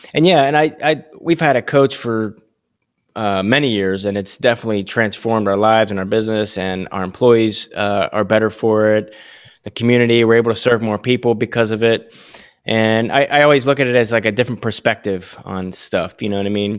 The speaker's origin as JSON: {"language": "English", "town": "Williamsport", "region": "Pennsylvania", "country": "United States", "also_born_or_lived": "Las Vegas, Nevada", "moved": "yes", "lives_now": "Delaware, United States", "said": "I'm actually from Upper Pennsylvania, Williamsport"}